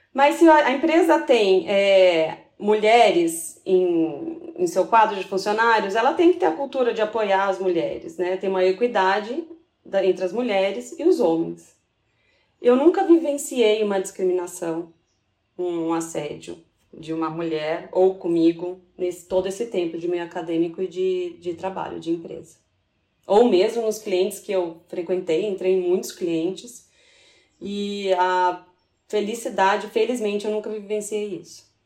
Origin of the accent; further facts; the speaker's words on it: São Paulo, Brazil; moved away as an adult; now in Três Corações, Brazil; eu sou de São Paulo, capital